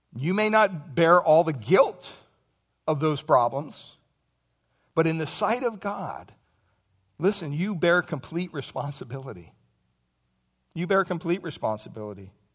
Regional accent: Pennsylvania, United States; moved away; I grew up back in Pennsylvania

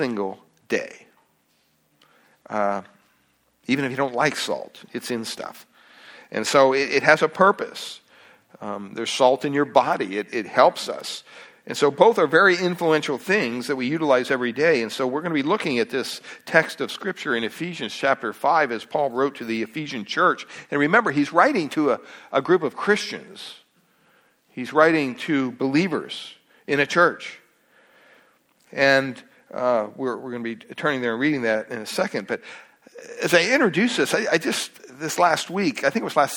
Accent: Pennsylvania, United States; moved away; Growing up in Pennsylvania, at the home there, we had about 60 acres behind our house

